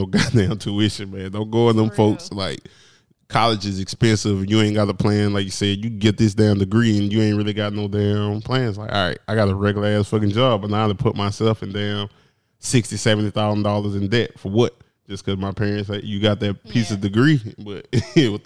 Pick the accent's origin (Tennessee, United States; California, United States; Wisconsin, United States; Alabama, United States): Alabama, United States; Prichard; I'm from Pritchard, Alabama. My high schools didn't prepare me for college